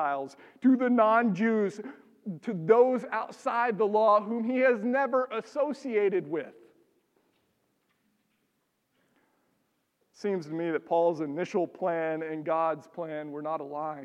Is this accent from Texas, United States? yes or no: yes; Texas, United States; moved away as an adult; now in Minnesota, United States; I grew up in Texas.